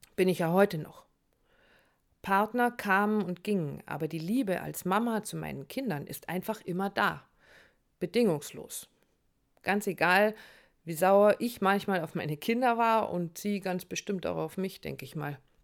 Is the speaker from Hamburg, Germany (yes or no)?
yes; Hamburg, Germany; meine Heimat Hamburg